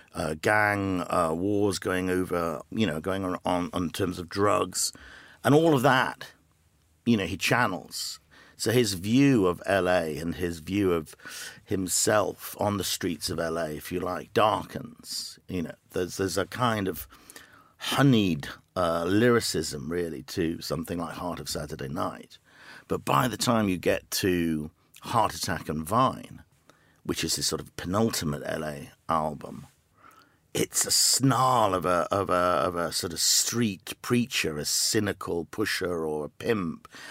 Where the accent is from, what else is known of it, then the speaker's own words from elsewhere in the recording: the Northeast, North East England, United Kingdom; moved away as an adult; now in Los Angeles, United States; I grew up in the Northeast